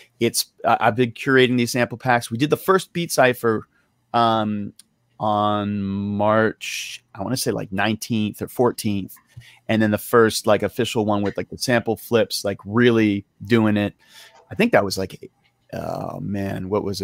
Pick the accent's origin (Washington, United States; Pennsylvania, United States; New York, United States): New York, United States; now in Oakland, United States; I am from New York originally. I'm based out of Oakland, California.